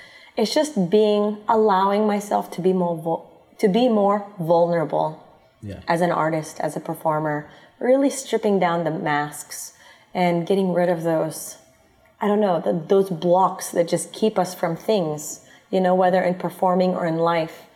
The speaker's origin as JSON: {"language": "English", "country": "United States", "tie": "born or raised there", "moved": "yes", "lives_now": "Philippines", "said": "my background is both Filipino and American, because I grew up in the States"}